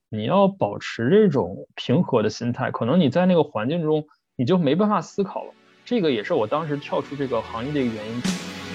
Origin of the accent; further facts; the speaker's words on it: Luoyang, Henan, China; moved away; also born or lived in Shenzhen; 我出生在洛阳，就是一个十三朝古都